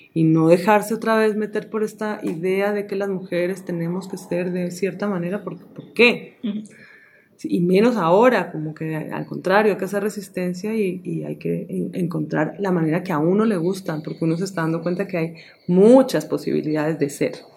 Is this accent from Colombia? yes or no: yes; Colombia; vivimos en un país muy rico en imágenes, en música, en culturas, en comida